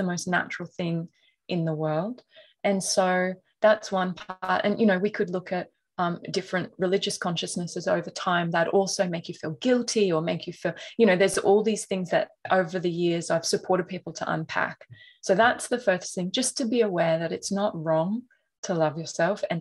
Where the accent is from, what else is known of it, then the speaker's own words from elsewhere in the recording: North Queensland, Australia; I grew up in North Queensland